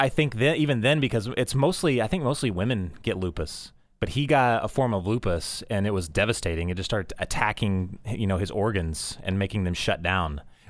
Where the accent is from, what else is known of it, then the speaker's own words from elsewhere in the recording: Texas, United States; also born or lived in Oklahoma; I am not an Okie. I'm a Texan. We only lived there for like a couple of years, yeah. And we came back home.